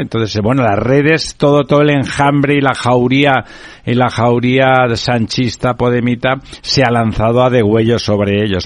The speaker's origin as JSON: {"language": "Spanish", "region": "Catalonia", "country": "Spain", "said": "yo soy catalán, hablo perfectamente, soy bilingüe"}